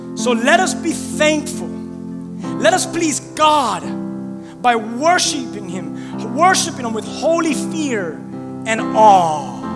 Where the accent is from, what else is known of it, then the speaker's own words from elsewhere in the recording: Miami, Florida, United States; I'm from Miami